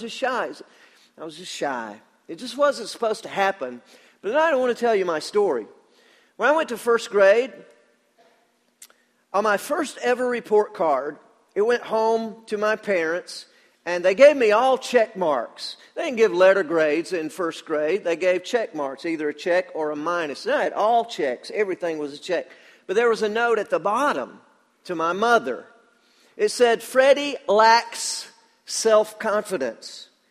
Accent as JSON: {"language": "English", "town": "Danielsville", "region": "Georgia", "country": "United States", "said": "I'm from Danielsville, Georgia."}